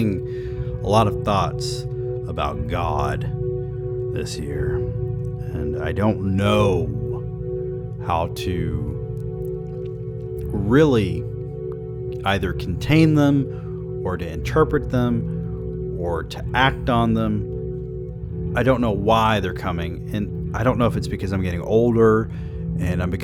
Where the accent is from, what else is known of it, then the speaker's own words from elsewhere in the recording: the South, United States; I grew up in the South